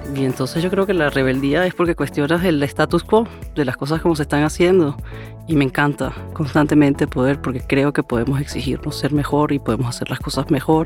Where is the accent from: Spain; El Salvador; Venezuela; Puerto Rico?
Venezuela; soy de Venezuela